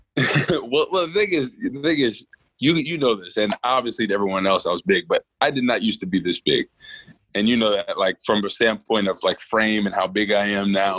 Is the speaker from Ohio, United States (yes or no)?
no; Rutherford, New Jersey, United States; moved away as an adult; now in St. Louis, United States; I grew up in Rutherford, New Jersey. Um, born and raised there. Um, was there until college. Um, and yeah, now now I live in St. Louis